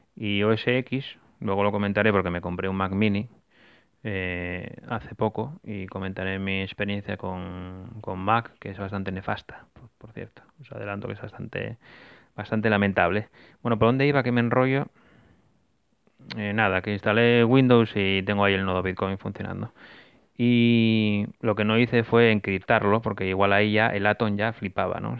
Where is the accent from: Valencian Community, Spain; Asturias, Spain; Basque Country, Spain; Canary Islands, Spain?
Asturias, Spain; volví para mi tierra, para Asturias